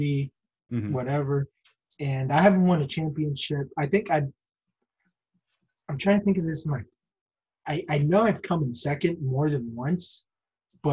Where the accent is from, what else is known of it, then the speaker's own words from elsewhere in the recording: Budd Lake, New Jersey, United States; Shout out to the Bud Lake Cartel. That's my hometown in New Jersey